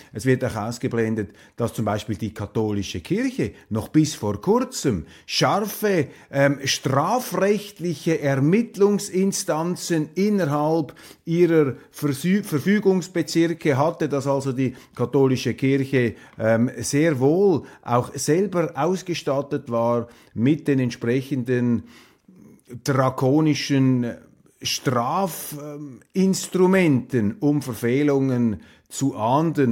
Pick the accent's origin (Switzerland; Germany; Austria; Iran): Switzerland; als Schweizer